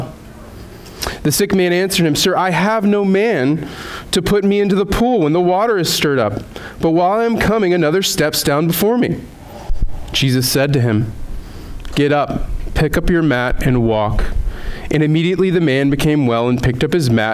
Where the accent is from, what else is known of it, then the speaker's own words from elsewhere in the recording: Southeast, United States; also born or lived in Rhode Island; now in Vermont, United States; growing up in the Southeast